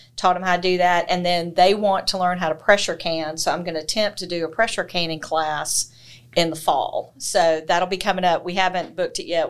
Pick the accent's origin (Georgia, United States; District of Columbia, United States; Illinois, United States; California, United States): Georgia, United States; Thomson; I grew up in Thompson. I'm a lifelong citizen of McDuffie County.